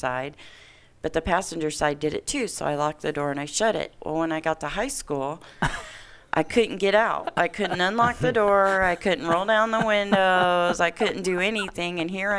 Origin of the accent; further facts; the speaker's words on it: Indiana, United States; now in Reno, United States; I grew up in Indiana